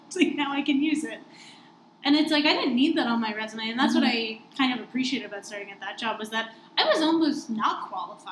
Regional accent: New Jersey, United States; moved away as an adult; now in Washington, D.C., United States; I'm from New Jersey. That's where my parents live

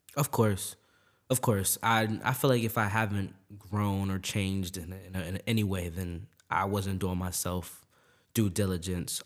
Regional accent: Maryland, United States; I grew up in Maryland, right, my whole life. That's my home

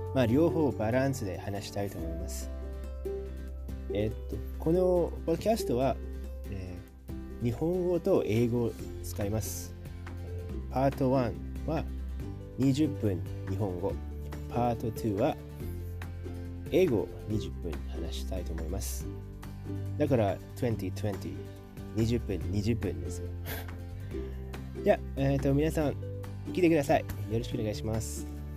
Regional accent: Indonesia; Japanese is a second language; now in Japan; インドネシアから来ました

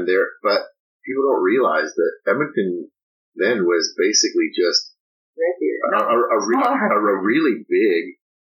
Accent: Belgrade, Serbia; moved away; growing up in Belgrade, our home was broken into twice

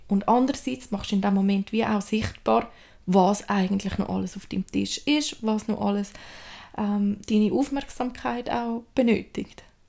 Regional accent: Switzerland; bei uns in der Schweiz

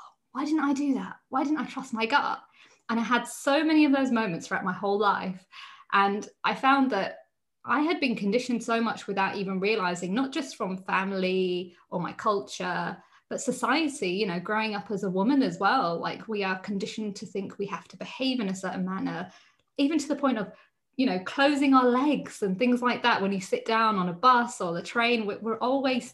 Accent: United Kingdom; being Indian, however, I grew up in the UK

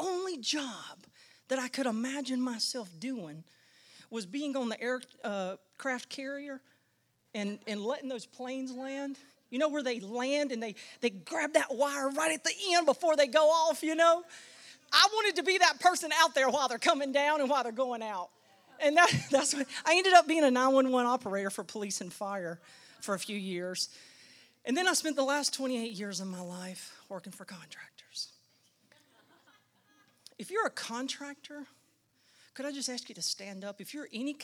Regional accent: Central North Carolina, United States; I grew up in Central North Carolina

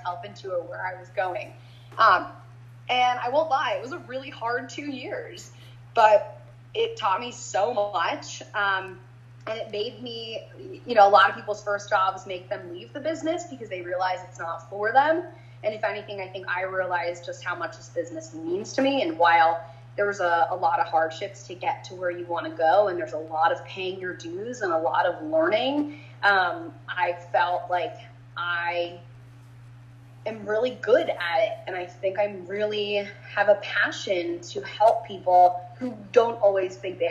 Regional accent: New Jersey, United States; now in Louisville, United States; I'm from New Jersey. I'm from right outside New York City, about 2-minute drive from the Upper West Side

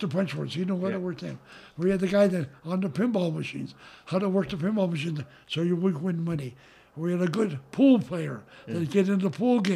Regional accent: Butte, Montana, United States; moved away as an adult; also born or lived in California / Hawaii; I was from Butte, and my brother and I owned the Met Tavern in Butte

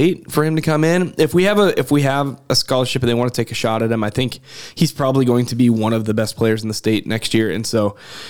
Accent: Western Nebraska, United States; So I grew up in Western Nebraska.

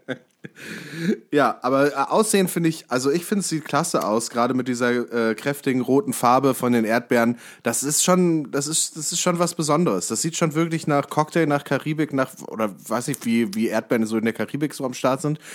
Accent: near Kassel, Hesse, Germany; ich bin ja in der Nähe von Kassel aufgewachsen

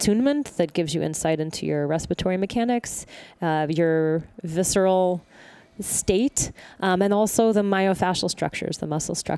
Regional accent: the South, United States; I'm from the South

